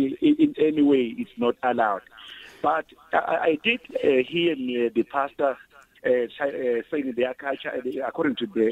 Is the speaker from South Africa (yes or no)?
yes; South Africa; I am a Zulu, I was born from Gwanongoma.